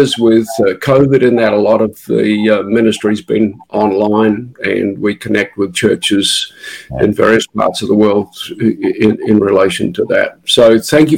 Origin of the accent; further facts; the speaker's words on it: New Zealand; moved away as an adult; also born or lived in Auckland, New Zealand / Melbourne, Australia; now in Australia; We're actually from New Zealand originally